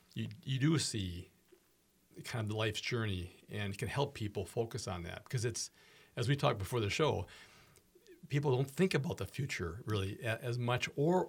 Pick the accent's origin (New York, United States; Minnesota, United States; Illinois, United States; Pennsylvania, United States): Minnesota, United States; Minneapolis; In Minneapolis versus St. Paul, so mm-hmm. I was born and raised in Minneapolis.